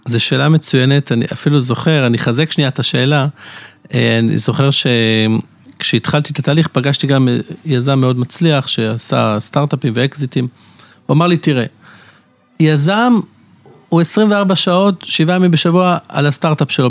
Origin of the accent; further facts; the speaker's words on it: Jerusalem, Jerusalem District, Israel; moved away as an adult; now in Bnei Brak, Israel; גדלתי בירושלים